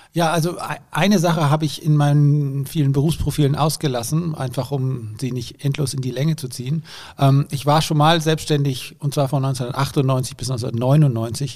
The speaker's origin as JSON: {"language": "German", "country": "Germany", "said": "wurden aber natürlich als Deutsche ziemlich bemitleidet"}